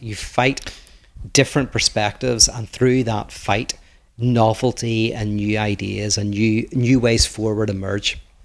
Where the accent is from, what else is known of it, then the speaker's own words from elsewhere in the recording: Northern Ireland, United Kingdom; I come from Northern Ireland